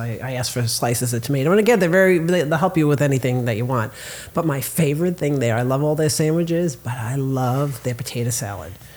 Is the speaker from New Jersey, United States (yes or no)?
yes; New Jersey, United States; now in Florida, United States; growing up in New Jersey, like we had diners all over the place